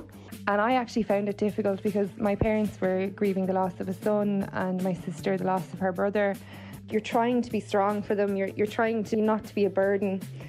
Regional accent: Sligo, Connacht, Ireland; I'm from Sligo.

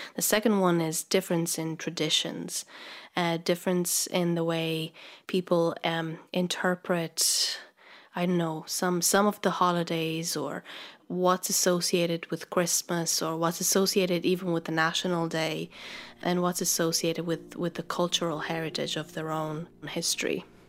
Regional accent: Transylvania, Romania; moved away as an adult; now in Ireland; I come from Romania, from the exotic part called Transylvania

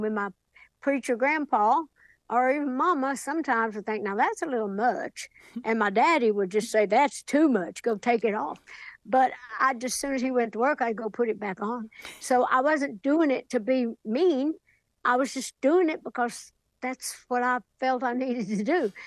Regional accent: Sevier County, Tennessee, United States; back home in Sevier County, Tennessee, my hometown

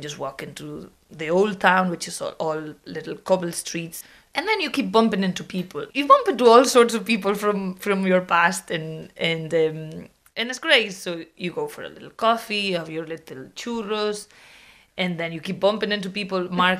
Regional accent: Viveiro, Galicia, Spain; now in Dublin, Ireland; My hometown is called Viveiro. It's a little medieval town in the north coast of Galicia.

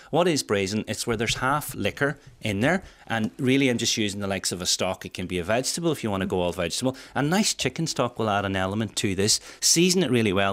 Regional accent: Welsh, Wales, United Kingdom; being Welsh

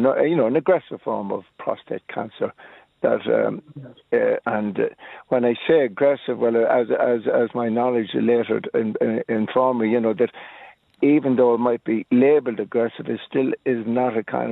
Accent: Clonmel, Munster, Ireland; now in Dublin, Ireland; Originally from Clonmel

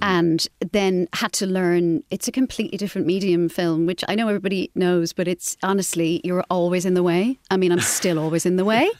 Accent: Carrick-on-Suir, Munster, Ireland; moved away as an adult; also born or lived in Dublin, Ireland; I grew up in Carrick in Shore in County Tipperary and, uh, had a very, you know, normal, lovely Irish upbringing.

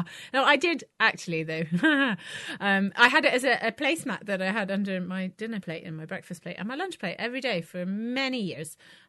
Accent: Belgium; I'm from Belgium

